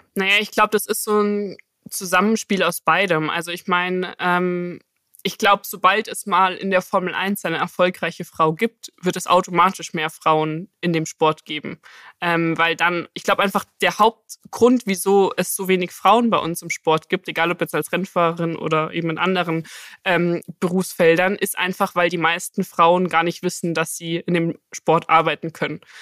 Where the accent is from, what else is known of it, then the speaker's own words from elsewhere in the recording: Munich, Bavaria, Germany; ich komme ja aus München